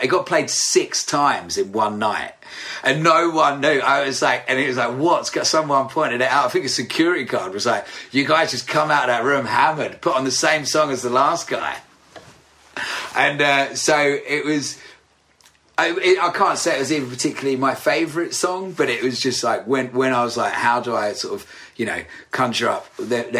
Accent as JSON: {"language": "English", "area": "Essex", "region": "East of England", "country": "United Kingdom", "tie": "born or raised there", "also_born_or_lived": "Braintree / Rayne", "moved": "as an adult", "said": "we grew up in Essex. We moved down to London for the band, basically."}